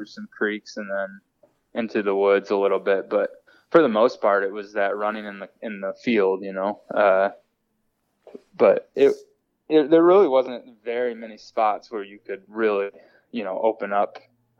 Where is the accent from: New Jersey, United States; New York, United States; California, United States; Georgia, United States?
New York, United States; near Rochester; now in North Carolina, United States; I grew up over near Rochester.